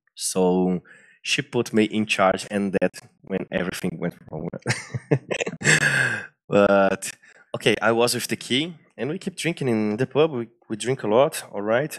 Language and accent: English; Brazil; English is a second language; I'm from Brazil